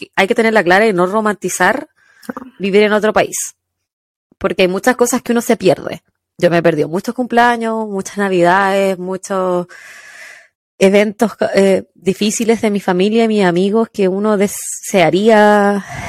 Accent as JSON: {"language": "Spanish", "town": "Quillota", "region": "Valparaíso", "country": "Chile", "tie": "born or raised there", "moved": "as an adult", "lives_now": "United States", "said": "Nacida en el Hospital San Martín de Quillota, criada hasta mis 26 años, cuando emigré a los Estados Juntos"}